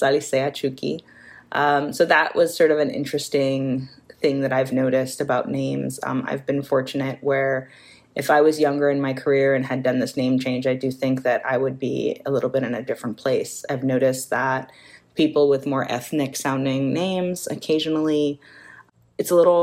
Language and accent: English; New York, United States; I'm New Yorican, which means I'm Puerto Rican, born and raised in New York